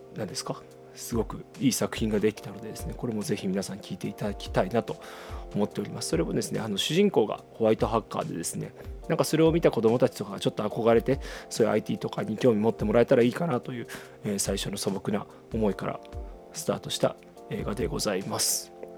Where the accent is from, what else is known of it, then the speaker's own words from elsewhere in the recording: Shikoku, Tokushima, Japan; moved away as an adult; now in Fukuoka, Japan; もともとは四国の徳島出身なんですけど、大学から福岡に来まして